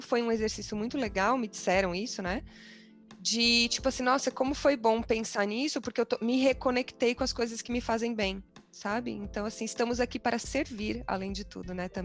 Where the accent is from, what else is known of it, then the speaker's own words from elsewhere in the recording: Brazil; moved away; sendo brasileiras